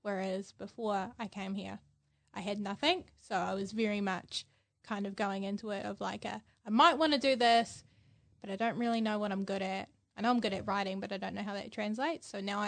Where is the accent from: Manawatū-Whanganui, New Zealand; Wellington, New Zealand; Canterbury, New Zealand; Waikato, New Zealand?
Waikato, New Zealand; Hamilton; I'm from Hamilton.